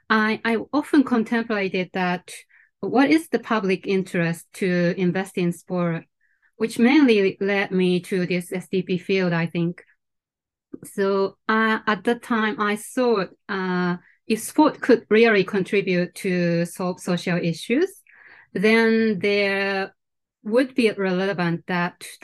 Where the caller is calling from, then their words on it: Tokyo, Japan; today I'm calling from Tokyo, Japan.